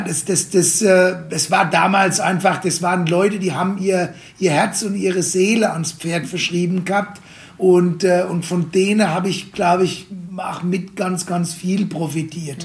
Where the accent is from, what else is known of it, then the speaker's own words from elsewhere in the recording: Worms, Rhineland-Palatinate, Germany; BWL zu studieren bei uns in Worms an der Fachhochschule